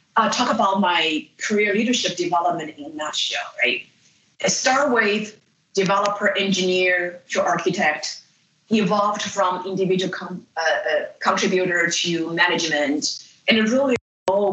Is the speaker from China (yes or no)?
yes; China; moved away as an adult; also born or lived in Illinois, United States; now in United States; I grew up in China and came to the United States after I finished my undergraduate and first graduate degree in philosophy